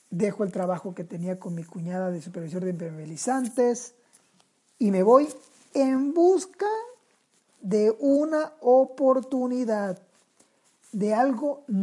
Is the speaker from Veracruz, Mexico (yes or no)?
no; Sinaloa, Mexico; also born or lived in Tijuana; porque hasta eso, soy sinaloense. Y Así llego a Tijuana.